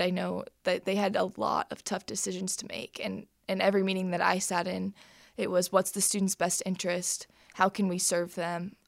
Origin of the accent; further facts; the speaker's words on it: Plainfield, Indiana, United States; I'm from Plainfield, Indiana